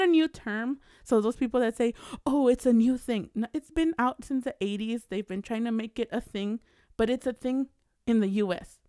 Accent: California, United States; I'm from, I was born in California. I'm an American

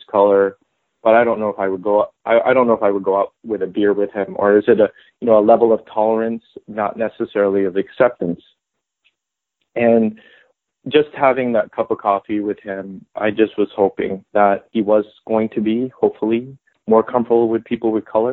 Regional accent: Philippines; moved away as an adult; now in United States; I'm also Filipino

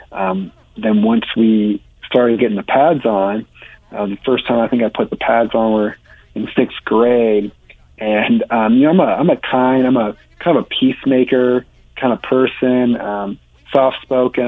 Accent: Iowa, United States; Born and raised in Iowa. That's kind of where my roots are and where I kind of call home

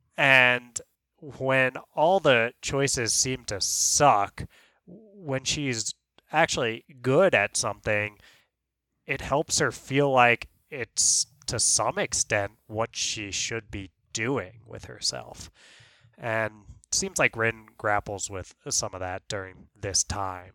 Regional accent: New York, United States; you and I growing up in New York

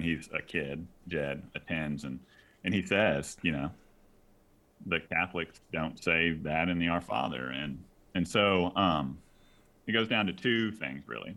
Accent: Texas, United States; now in South Carolina, United States; I'm, I'm from Texas

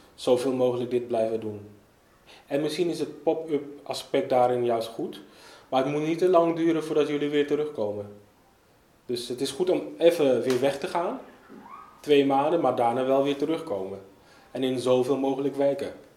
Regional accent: Amsterdam, North Holland, Netherlands; ik woon vrijwel mijn hele leven in Zuidoost. Opgegroeid in de K-buurt.

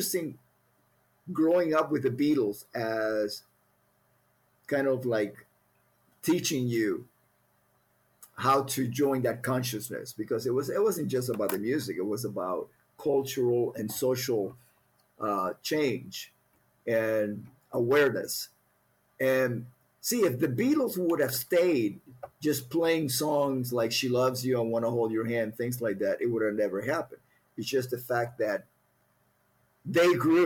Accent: Cuba; first language Spanish; English is a second language; now in United States; Growing up in Cuba

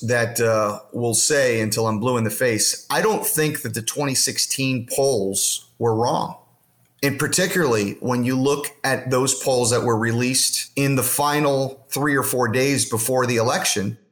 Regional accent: Florida, United States; my home state of Florida

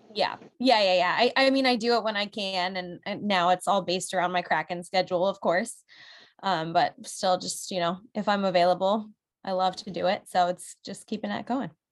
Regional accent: New England, Connecticut, United States; moved away; I'm from New England. I have to stay true to my roots out there

